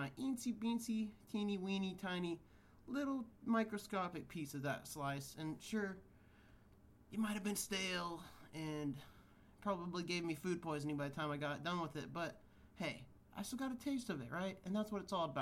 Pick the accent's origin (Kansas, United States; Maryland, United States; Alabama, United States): Kansas, United States; now in California, United States; growing up in Kansas where fireworks were legal